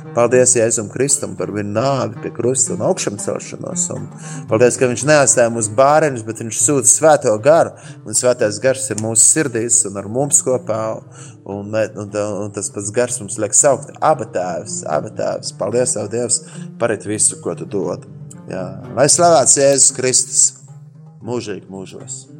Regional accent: Latvia; esam Latvijā, esam latvieši

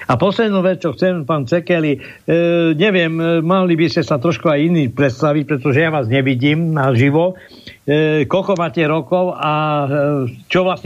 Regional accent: Košice, Košice Region, Slovakia; Ja som sa narodil na Štefánikovej, Gotvaldovej, aha, Rašinovej, aha. tam bola turbína, tam som tam, vyrastal.

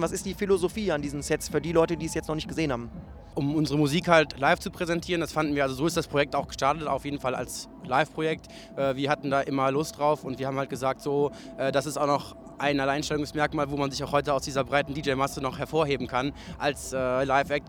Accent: Cologne, North Rhine-Westphalia, Germany; als Kölner

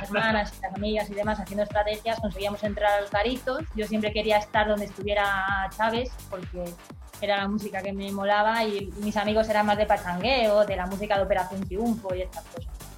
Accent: Villalba, Spain; moved away; salí de mi pueblo de Villalba

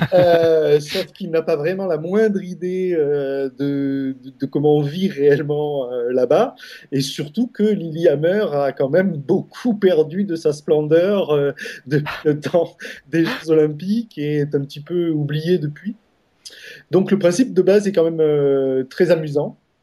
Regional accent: France; moved away; moi, en tant que, en tant que Français d'étranger

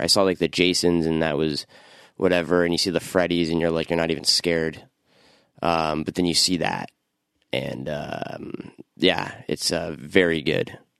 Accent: Toronto, Ontario, Canada; I grew up in Scarborough

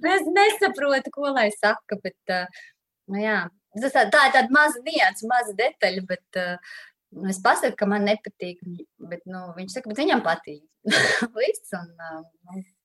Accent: Daugavpils, Latvia; now in Riga, Latvia; es arī savukārt nāku no Latvijas, no Daugopils

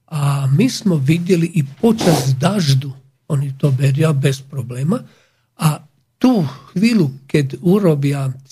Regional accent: Slovakia; My Slováci. My Slováci. A, e, ľúbime rôžu damascenu, olej, veľmi drahý

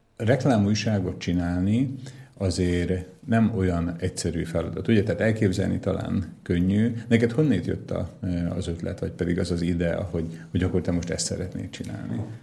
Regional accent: Dunajská Streda, Trnava Region, Slovakia; én Dunaszerdahelyi vagyok, Csallóközi vagyok

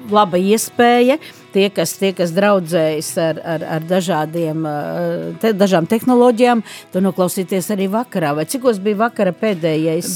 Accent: Liepāja, Latvia; also born or lived in Riga; es joprojām esmu no Liepājas, lai gan strādāju un šobrīd Eh, mēģinu kaut ko labu izdarīt Rīgā

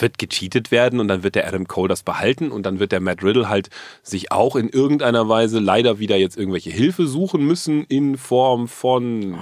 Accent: Münster, North Rhine-Westphalia, Germany; now in Berlin, Germany; ich komme ja aus Münster.

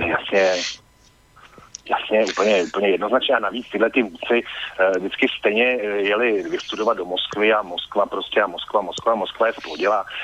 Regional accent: a small village outside Prague, Central Bohemian Region, Czechia; já jsem vyrostl za Prahou v relativně malý vesnici, asi já nevím, 900 lidí

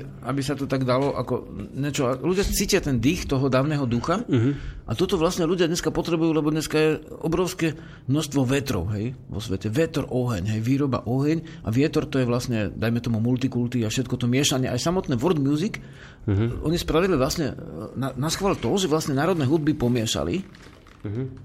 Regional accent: Slovakia; sme Slováci

